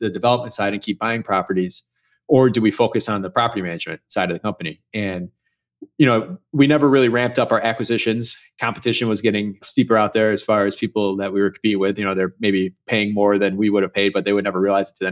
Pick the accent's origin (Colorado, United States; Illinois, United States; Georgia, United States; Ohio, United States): Illinois, United States; Chicago; I grew up, born and raised in Chicago in the suburbs